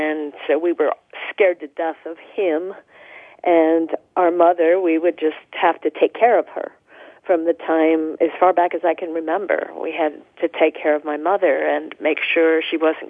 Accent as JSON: {"language": "English", "town": "Tucson", "region": "Arizona", "country": "United States", "tie": "born or raised there", "said": "I was born in Tucson, Arizona"}